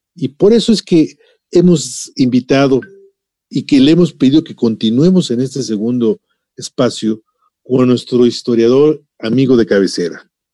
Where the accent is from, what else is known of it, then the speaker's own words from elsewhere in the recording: Mexico; nos identifica a todos como mexicanos